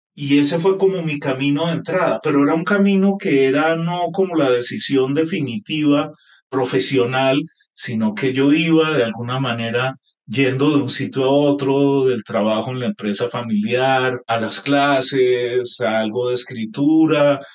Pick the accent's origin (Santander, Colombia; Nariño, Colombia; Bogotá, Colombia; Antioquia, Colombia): Bogotá, Colombia; also born or lived in Montelíbano, Córdoba, Colombia; yo vivía de niño en Montelíbano, en Córdoba, y luego a los siete años me vine a Bogotá